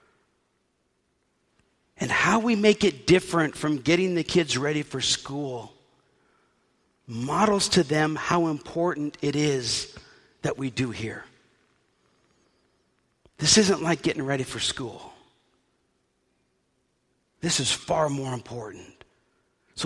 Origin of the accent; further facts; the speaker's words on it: New Orleans, Louisiana, United States; I was raised in New Orleans